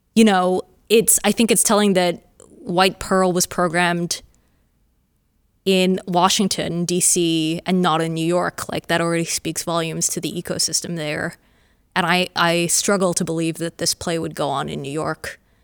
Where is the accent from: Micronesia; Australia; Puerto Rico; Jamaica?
Australia; a Australian playwright